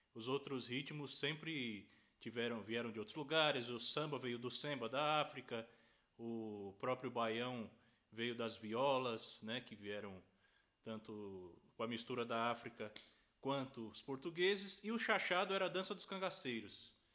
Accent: São Paulo, Brazil; Sou paulistano, filho de pernambucanos, da cidade de São Bento do Una, Pernambuco. Nasci em São Paulo

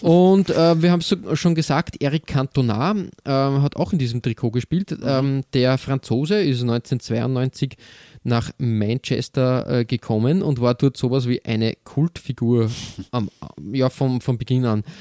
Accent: Austria; bei uns in Österreich

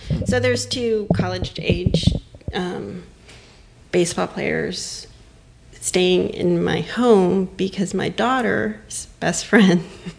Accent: Hialeah, Florida, United States; also born or lived in New York; now in Wilmington, United States; I was born in New York, raised in Miami, Hialeah, to be exact.

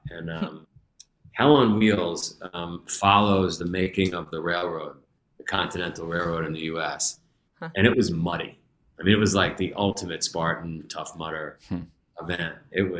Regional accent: New York, United States; I grew up, if you ever saw the movie Goodfellas, I grew up in Ground Zero for that.

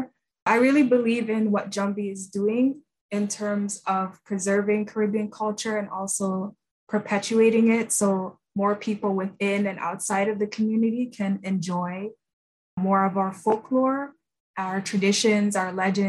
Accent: Toronto, Ontario, Canada; also born or lived in Kingston, Jamaica; I was born in Kingston, Jamaica, and I came to Canada as a child with my family, and I grew up in Toronto

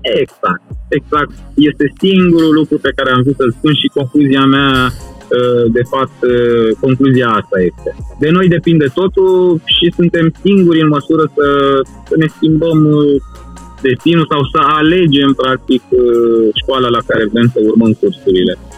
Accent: Satu Mare, Satu Mare County, Romania; eu sunt din Ardealul extrem, din satul mare

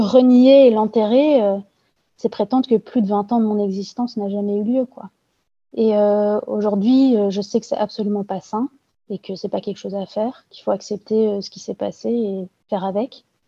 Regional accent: Belgium; also born or lived in Brussels; je suis belge, je travaille dans l'administration et j'habite à Bruxelles

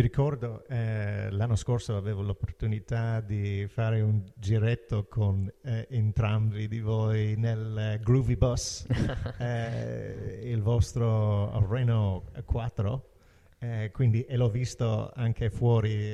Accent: Ireland; Italian is a second language; now in Italy; Irlanda, da dove vengo io

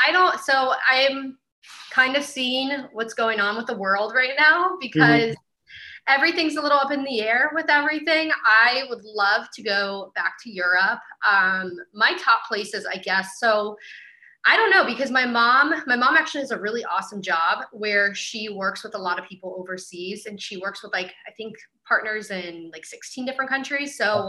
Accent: Ireland; And I'm Irish.

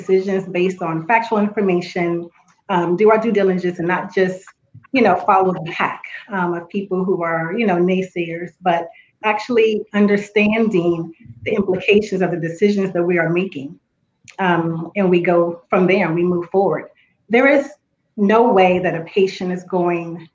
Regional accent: Washington, District of Columbia, United States; being a Black female growing up in Washington, D.C., attending public school

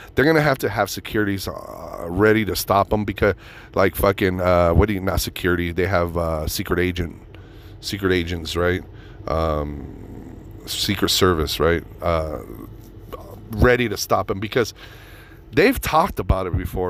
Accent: Reno, Nevada, United States; Reno, my hometown

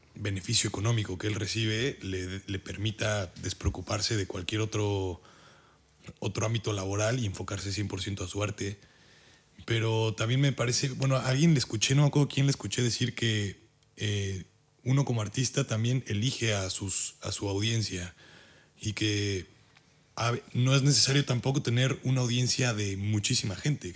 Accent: Puebla, Mexico; moved away as an adult; now in Germany; yo soy de Puebla, de México

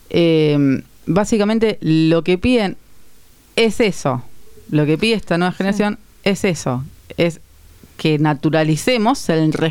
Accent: Azul, Buenos Aires Province, Argentina; now in Buenos Aires, Argentina; No, soy Azul, provincia de Buenos Aires.

